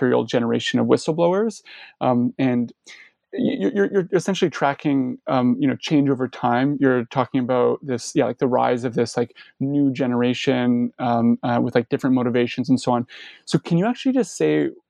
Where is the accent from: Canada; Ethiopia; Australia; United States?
Canada; I'm actually a Canadian